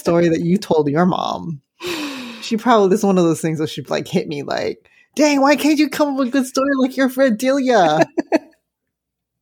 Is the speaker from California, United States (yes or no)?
yes; San Francisco, California, United States; I grew up in San Francisco, very like working class, poor in San Francisco Chinatown